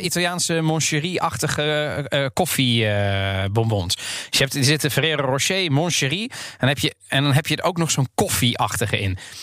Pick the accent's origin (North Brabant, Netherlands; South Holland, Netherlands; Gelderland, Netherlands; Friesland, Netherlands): South Holland, Netherlands; The Hague; Ik ben opgegroeid in Den Haag.